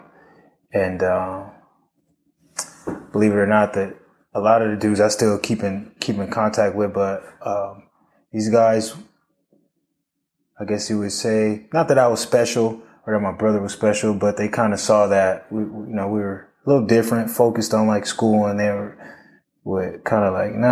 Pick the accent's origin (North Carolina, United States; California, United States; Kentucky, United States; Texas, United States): California, United States; Los Angeles; So I was born and raised in South Central Los Angeles.